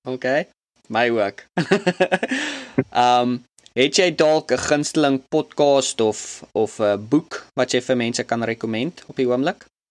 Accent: South Africa; now in United States; ek was eintlik terug uit Suid-Afrika vir vakansie om te kom kuier en toe COVID en toe's ek daar vir 6 maande

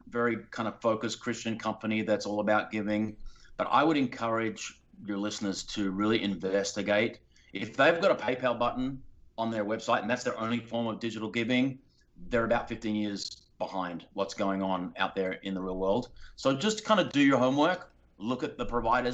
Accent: Australia; now in Los Angeles, United States; I was raised in Australia

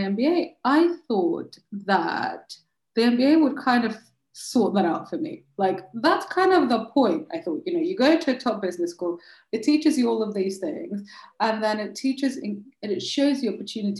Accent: Moscow, Russia; also born or lived in London, United Kingdom / Chicago, United States / Paris, France / Delhi, India; now in France; So I am originally from Moscow and in Russia, obviously. And I have lived in London most of my life, and I've lived in Chicago and in Paris and in Delhi.

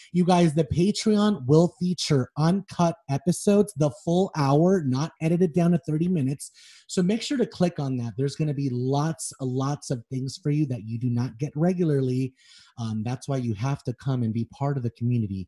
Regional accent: Los Angeles, California, United States; I grew up on Melrose and Wilcox until I was about seven years old

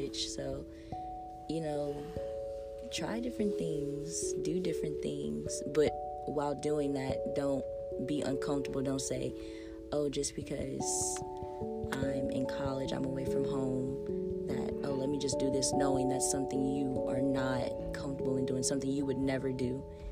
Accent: Raceland, Louisiana, United States; because I'm an in-state student, I'm from Raceland, Louisiana, yes, the dirty south.

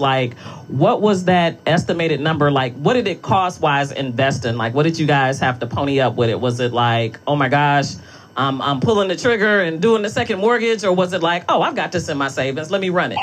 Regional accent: Detroit, Michigan, United States; I'm from Detroit

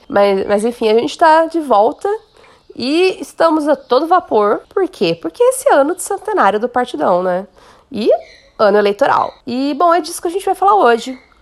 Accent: Limeira, São Paulo, Brazil; sou de Limeira

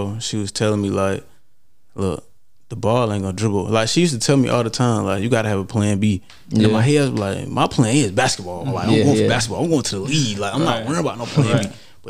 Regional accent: Los Angeles, California, United States; So I came from South Central

